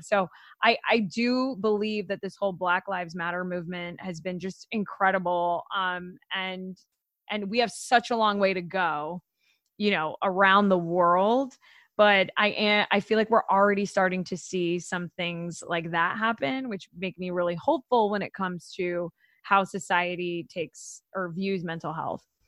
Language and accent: English; Florida, United States; I'm from Florida